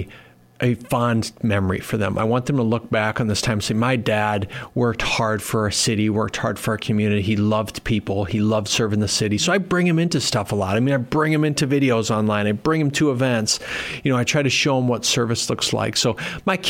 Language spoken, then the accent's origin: English; Worthington, Minnesota, United States; moved away as an adult; now in Sioux Falls, United States; I grew up in Minnesota. So Minnesota's home, still a big Minnesota sports guy as a result over in Worthington, and moved to Sioux Falls in 2000